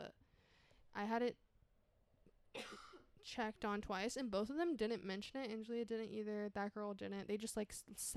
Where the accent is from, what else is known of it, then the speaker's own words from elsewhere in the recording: North Carolina, United States; I'm from North Carolina. We just say yes, sir, yes, ma'am to everything.